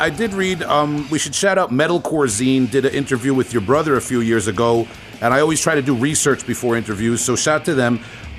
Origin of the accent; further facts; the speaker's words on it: Long Island, New York, United States; I'm from Long Island, so I pronounce everything wrong.